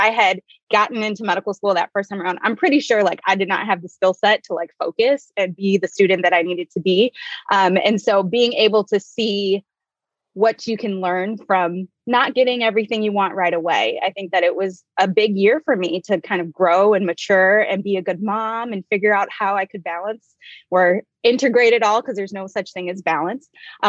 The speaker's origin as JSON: {"language": "English", "town": "Detroit", "region": "Michigan", "country": "United States", "also_born_or_lived": "Chicago / Northwest Indiana", "said": "So as you guys said, I am originally from Detroit."}